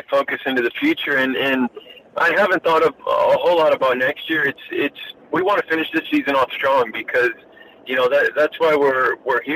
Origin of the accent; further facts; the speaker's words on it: Belleville, Illinois, United States; moved away as an adult; now in Australia; I grew up in Belleville, Illinois, 15 minutes on the Illinois side, but from St. Louis, Missouri